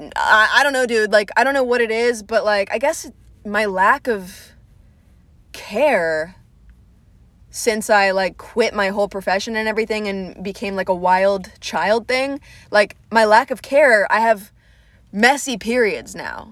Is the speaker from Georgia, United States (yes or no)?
yes; Atlanta, Georgia, United States; I was raised in Atlanta